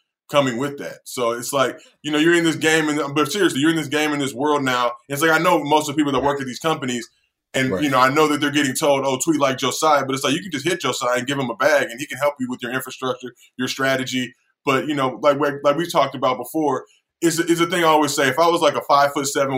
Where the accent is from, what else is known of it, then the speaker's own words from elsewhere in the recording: Los Angeles, California, United States; growing up in Los Angeles